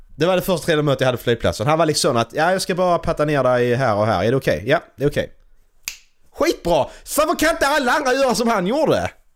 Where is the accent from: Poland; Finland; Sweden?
Sweden; jag kommer från Sverige